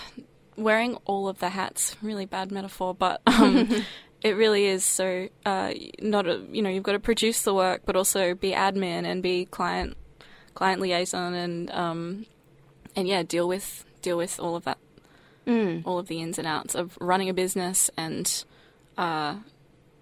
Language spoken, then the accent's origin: English; Sunshine Coast, Queensland, Australia; I grew up on the Sunshine Coast in Queensland, so it's a regional coastal town